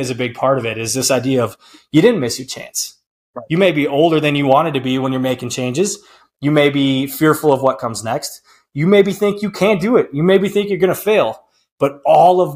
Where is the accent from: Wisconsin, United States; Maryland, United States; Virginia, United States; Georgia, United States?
Wisconsin, United States; Prairie Farm; moved away; Prairie Farm, Wisconsin, P-Farm, my hometown, population 508